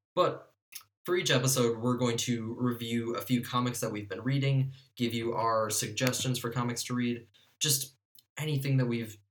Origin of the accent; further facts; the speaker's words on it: Milwaukee, Wisconsin, United States; we're from Milwaukee.